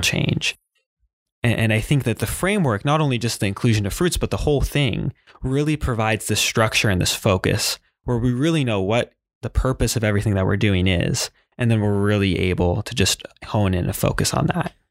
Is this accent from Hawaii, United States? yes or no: yes; Hawaii, United States; moved away as an adult; now in Salem, United States; I grew up in Hawaii.